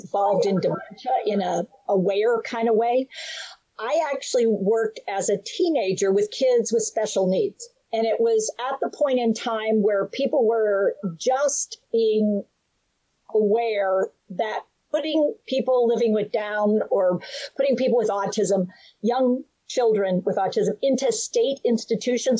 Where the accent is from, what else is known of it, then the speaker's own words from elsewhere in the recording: United States; also born or lived in West Virginia; I'm from North Carolina and West Virginia